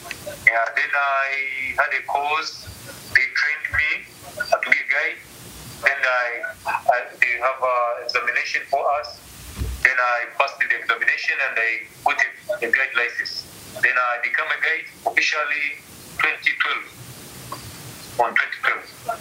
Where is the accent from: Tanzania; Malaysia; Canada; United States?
Tanzania; Arusha; I grew up in Arusha, in a greater region near Moshi. It's called Arusha.